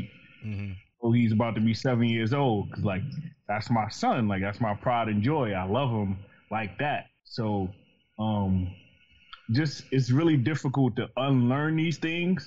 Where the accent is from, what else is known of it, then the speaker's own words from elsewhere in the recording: New York, United States; I'm from New York. I grew up in the projects.